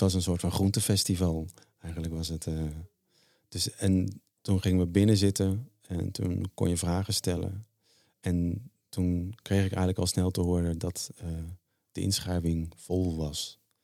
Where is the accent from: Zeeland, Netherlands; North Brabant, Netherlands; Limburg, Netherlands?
Zeeland, Netherlands; ik ben geboren in de Zeeuwse klei. En, eh, daar was ik al vanaf klein af, jongetje af aan